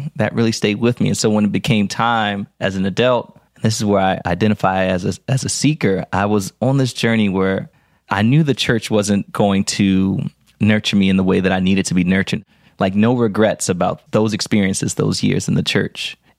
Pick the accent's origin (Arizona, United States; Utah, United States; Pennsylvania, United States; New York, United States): Pennsylvania, United States; Philadelphia; I told you I grew up in West Philly, and I grew up going to Baptist church.